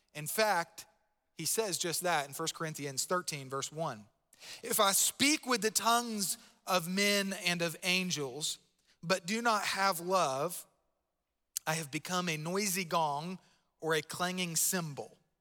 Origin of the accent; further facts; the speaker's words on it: Palm Bay, Florida, United States; I grew up in Palm Bay, Florida